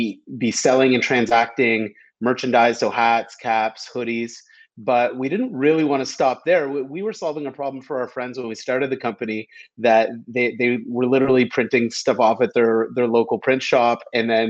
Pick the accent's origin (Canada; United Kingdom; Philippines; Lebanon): Canada; I'm Canadian. I grew up playing hockey my entire life